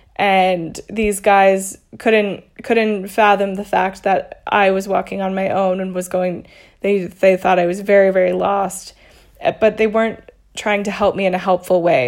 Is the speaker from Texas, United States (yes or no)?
yes; Little Elm, Texas, United States; moved away as an adult; also born or lived in Dallas, Texas / Austin, Texas / New York City / Denver, Colorado; now in Mexico City, Mexico; I was born in Dallas, in Texas, and lived in a s, a small town called Little Elm, and until I graduated from high school